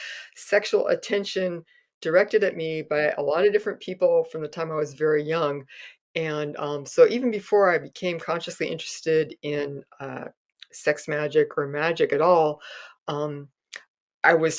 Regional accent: Castro Valley, California, United States; growing up in Castro Valley

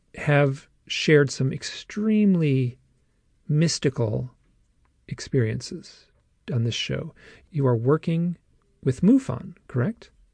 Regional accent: Michigan, United States; I'm from Michigan too

